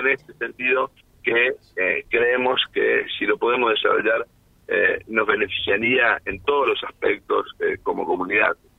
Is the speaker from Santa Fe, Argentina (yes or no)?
yes; northern Santa Fe, Argentina; como norte santafesino